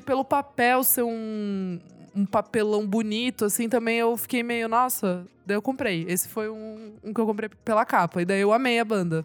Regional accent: Sorocaba, São Paulo, Brazil; Eu não morava aqui, né? Eu sou de Sorocaba

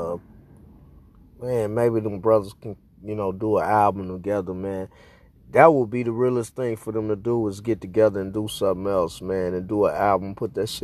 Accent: Houston, Texas, United States; moved away; I grew up in Houston

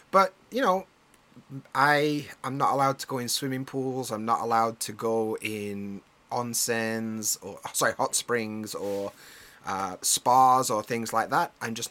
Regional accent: United Kingdom; now in Japan; I'm British

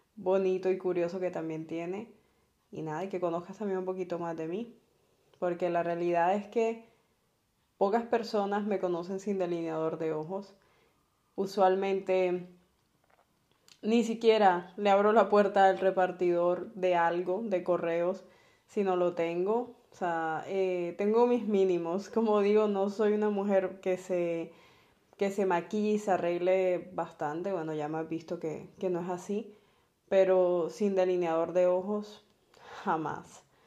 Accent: Barranquilla, Atlántico, Colombia

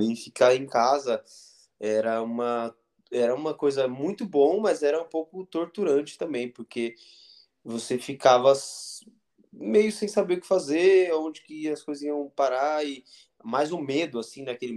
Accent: north of Minas Gerais, Brazil; now in São Paulo, Brazil; no norte de Minas, é, que é onde eu nasci

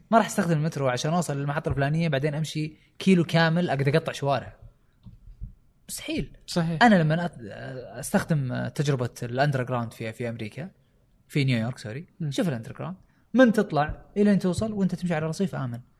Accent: Riyadh, Riyadh Province, Saudi Arabia; also born or lived in United States; البلازات اللي هو الحين انتشر عندنا في الرياض

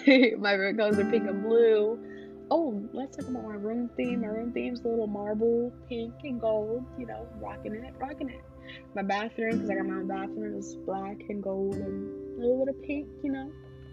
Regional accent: New York, United States; So I'm from New York, as I said, but I tend to catch my parents' Haitian accent, and then occasionally you'll hear my accent switch to a kind of Southern accent, to try and fit in.

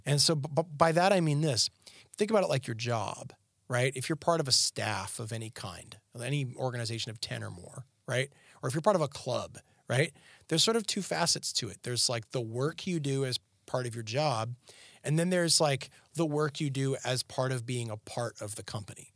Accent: Canada; moved away as an adult; now in Tennessee, United States; growing up in Canada.

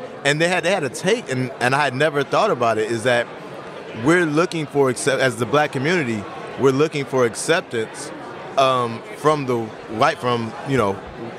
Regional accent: Alabama, United States; Growing up in Alabama, and I had 2-3 cousins that were killed directly from the Klan, directly from Jim Crow.

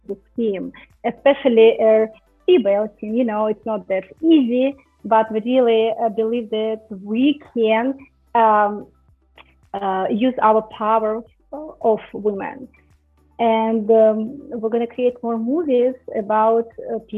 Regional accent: Russia; English is a second language; because I am from Russia, right?

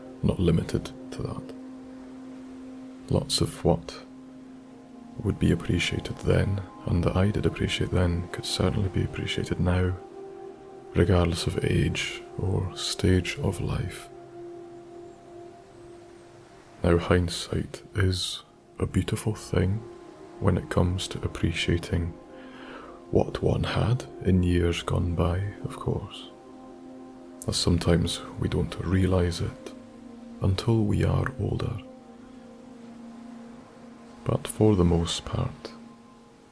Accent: Isle of Skye, Scotland, United Kingdom; growing up on the Isle of Skye.

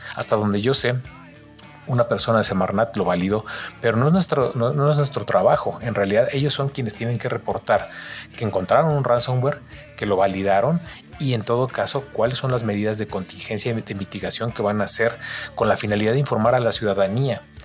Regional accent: Mexico; nos involucra a todos como mexicanos

